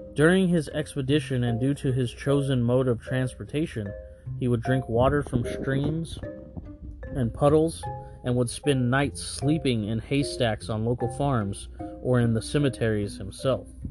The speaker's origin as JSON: {"language": "English", "town": "Fresno", "region": "California", "country": "United States", "tie": "born or raised there", "said": "from right here in Fresno, California, my hometown"}